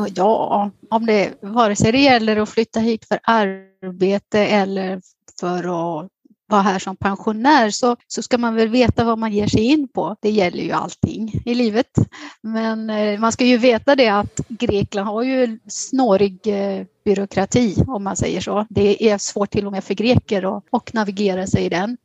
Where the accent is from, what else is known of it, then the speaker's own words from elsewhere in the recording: Västergötland, Västra Götaland, Sweden; moved away as an adult; now in Athens, Greece; jag är född och uppvuxen i Västergötland